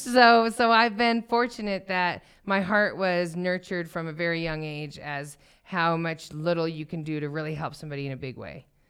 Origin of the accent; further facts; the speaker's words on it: Thornton, Colorado, United States; I grew up in Thornton